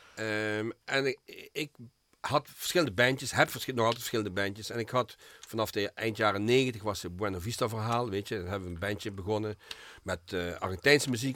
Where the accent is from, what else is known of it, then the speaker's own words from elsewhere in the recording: Geleen, Limburg, Netherlands; now in Heerlen, Netherlands; Ik ben geboren in Geleen